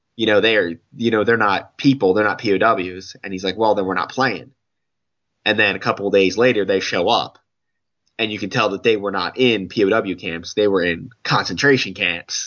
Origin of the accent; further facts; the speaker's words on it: United States; an American point of view